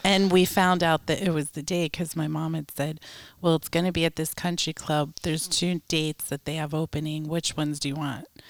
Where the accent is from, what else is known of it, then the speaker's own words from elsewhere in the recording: Westwood, New Jersey, United States; moved away; was born in Westwood, New Jersey.